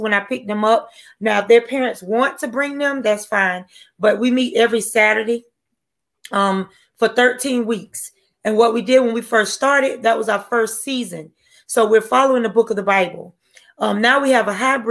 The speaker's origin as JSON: {"language": "English", "town": "Wilmington", "region": "North Carolina", "country": "United States", "moved": "yes", "lives_now": "Georgia, United States", "said": "I'm from Wilmington, North Carolina."}